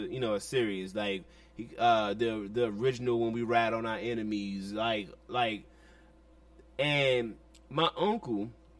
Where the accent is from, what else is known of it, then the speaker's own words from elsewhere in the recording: Washington, District of Columbia, United States; But as a 13-year-old kid in D.C., we grew up on Go-Go